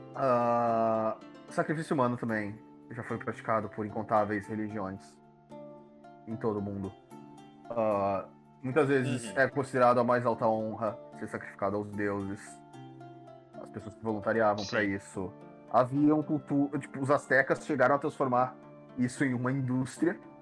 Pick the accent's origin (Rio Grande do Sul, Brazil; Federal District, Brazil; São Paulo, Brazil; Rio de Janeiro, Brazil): Rio Grande do Sul, Brazil; dá pra perceber que eu sou gaúcho